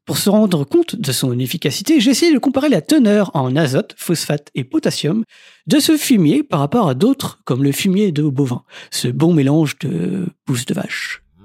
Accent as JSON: {"language": "French", "country": "France", "said": "chez nous en France métropolitaine"}